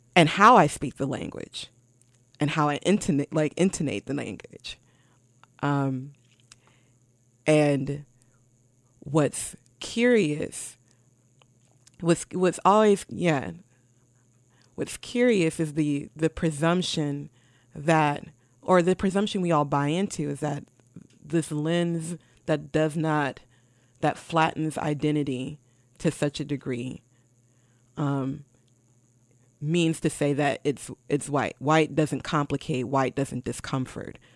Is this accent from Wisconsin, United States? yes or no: yes; Milwaukee, Wisconsin, United States; I visited America's Black Holocaust Museum in my hometown of Milwaukee